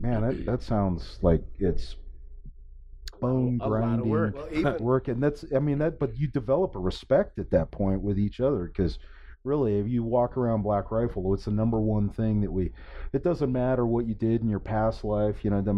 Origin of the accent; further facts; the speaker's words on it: Nebraska, United States; born there; I was born in Nebraska and so there's nothing but farm country out there.